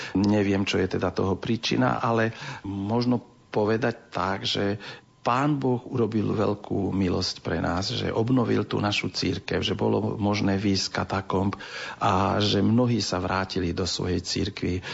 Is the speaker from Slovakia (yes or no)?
no; Transcarpathia, Zakarpattia Oblast, Ukraine; U nás na našom území, my sme jediné územie z Ukrajiny